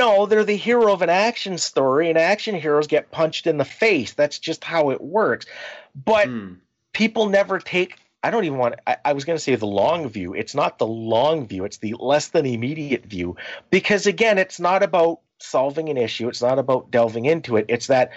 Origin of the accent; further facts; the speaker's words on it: Canada; We're Canadian